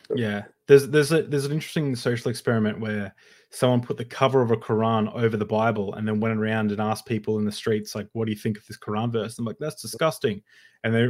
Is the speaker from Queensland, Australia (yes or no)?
yes; Queensland, Australia; we're both from Queensland